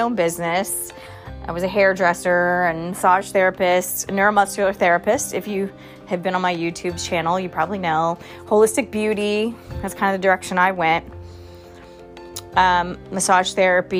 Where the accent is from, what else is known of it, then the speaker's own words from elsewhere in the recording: Charleston, South Carolina, United States; also born or lived in Thailand; I'm from Charleston, South Carolina, so I had a lot of family and friends that were going through the whole COVID thing here